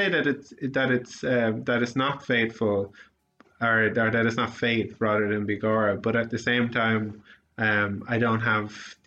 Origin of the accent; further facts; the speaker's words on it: Sligo, Connacht, Ireland; also born or lived in United Kingdom; growing up in Sligo